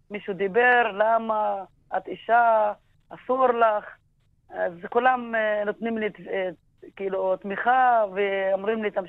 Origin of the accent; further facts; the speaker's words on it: Jisr az-Zarqa, Haifa District, Israel; Hebrew is a second language; כן, נולדתי בג'יסר א-זרקא, גדלתי בג'יסר א-זרקא.